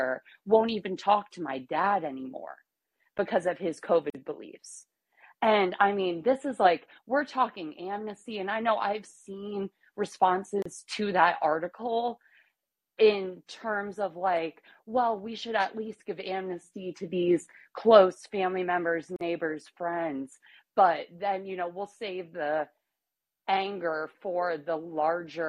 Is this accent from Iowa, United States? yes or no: yes; Iowa, United States; moved away as an adult; now in Tennessee, United States; I'm in Tennessee now. I've been here for 5 years, but I grew up in Iowa